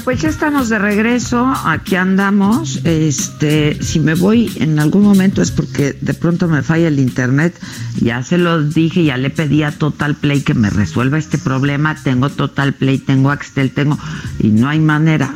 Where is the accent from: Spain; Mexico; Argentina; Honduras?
Mexico